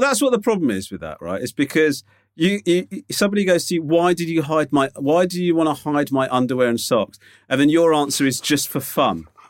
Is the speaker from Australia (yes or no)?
no; United Kingdom; being British